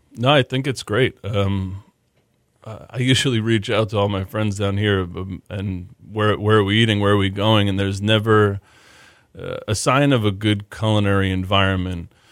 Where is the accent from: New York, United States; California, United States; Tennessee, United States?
New York, United States; now in Houston, United States; born and raised in New York